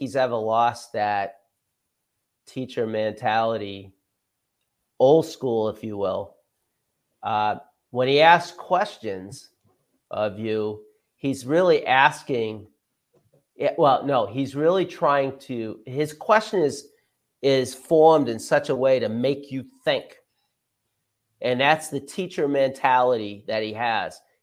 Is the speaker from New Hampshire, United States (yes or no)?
yes; Dover, New Hampshire, United States; also born or lived in Goffstown, New Hampshire; I was born in Gonick, lived in Dover all my life. I still live in Dover, New Hampshire. I went through the Dover school system